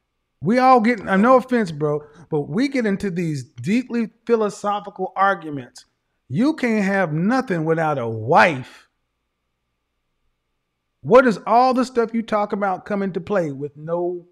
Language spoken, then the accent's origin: English; the Bible Belt, United States; I come from the Bible Belt, where more people talk about the Bible who ain't living it.